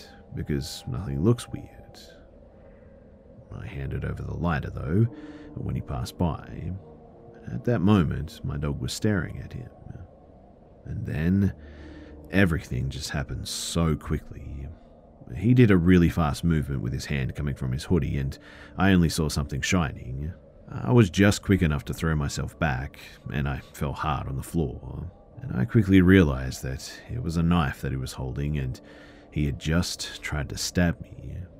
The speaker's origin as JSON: {"language": "English", "country": "France", "second_language": "English", "said": "Please forgive me too if anything I said was spoken a little bit weird, as like I said, I am from France."}